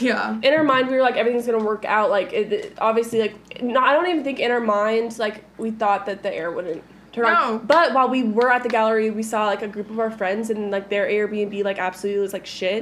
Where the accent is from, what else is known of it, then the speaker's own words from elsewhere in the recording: Kingwood, Texas, United States; I'm from Kingwood, which is, like, 30 minutes away from downtown.